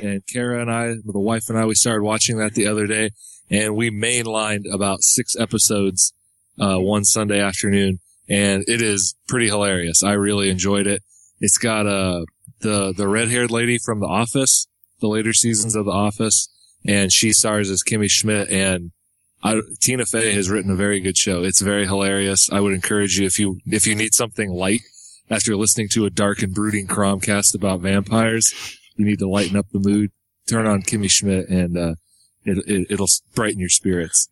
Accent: Indiana, United States; Indiana, of course, my home state

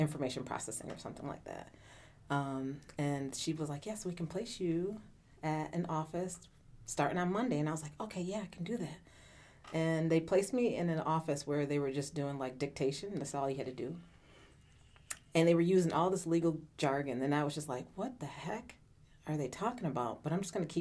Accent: Syracuse, New York, United States; I was born and raised here in Syracuse, New York

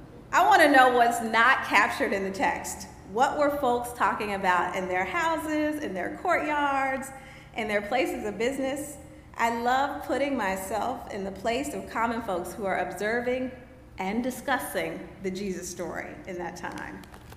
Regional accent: Anchorage, Alaska, United States; I grew up on Elmendorf Air Force Base in Anchorage, Alaska, where July 4th was a big event.

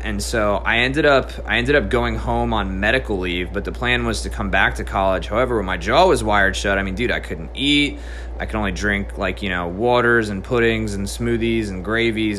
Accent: New Jersey, United States; moved away as an adult; also born or lived in South Carolina; So, I originally grew up in New Jersey. I stayed there till I was about 18 years old.

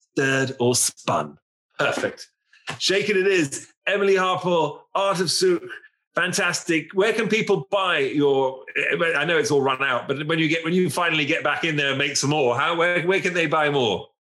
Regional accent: England, United Kingdom; as an Englishman and as, as Englishman

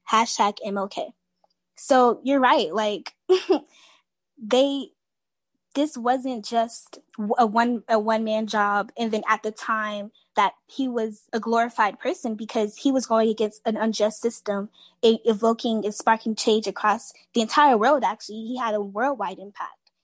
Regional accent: Miami, Florida, United States; I'm a senior in high school and I'm from Miami, Florida.

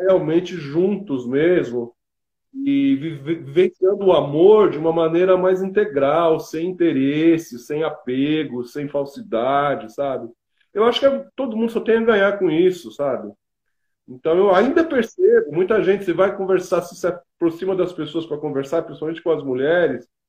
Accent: Brazil; eu sou latino-americano, sou brasileiro

